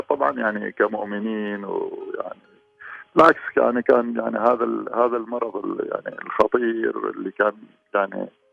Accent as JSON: {"language": "Arabic", "country": "Oman", "said": "نحن كبيعة عمانية"}